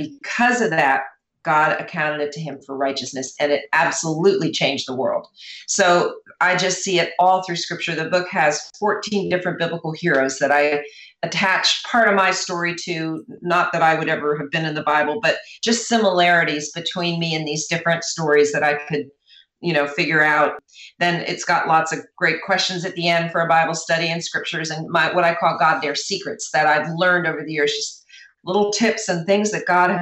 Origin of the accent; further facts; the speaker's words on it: New Jersey, United States; I was raised in New Jersey, which is very close to New York.